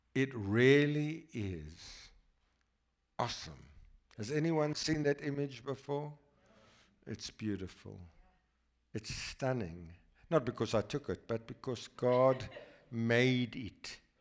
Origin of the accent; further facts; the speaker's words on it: South Africa; a boy from South Africa